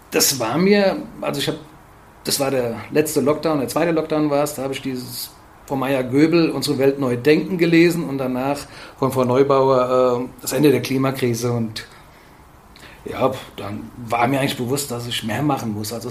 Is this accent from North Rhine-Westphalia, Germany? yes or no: no; Fulda, Hesse, Germany; bin hier in der Region verwurzelt und habe ja auch ja, recht gute Kontakte über verschiedene Verbände und und und. Habe ich mir überlegt, oh gut, was wäre das Utopischste? Ja, habe mir dann ausgedacht, dass ich gerne äh, die Region Fulda